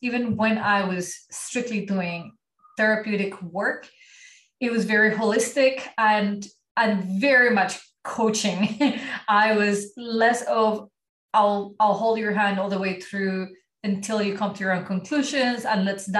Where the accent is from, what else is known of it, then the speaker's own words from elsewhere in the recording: Colombia; first language Spanish; English is a second language; moved away as an adult; now in Ottawa, Canada; And I live in Ottawa, Canada, but I was born and raised in Colombia